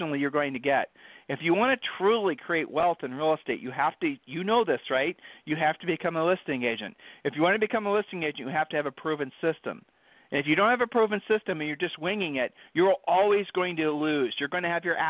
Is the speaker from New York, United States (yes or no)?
no; Ohio, United States; we're from Ohio